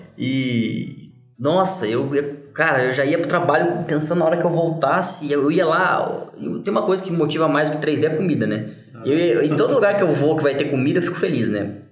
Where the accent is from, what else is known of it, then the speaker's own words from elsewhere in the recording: Brazil; eu sou do Brasil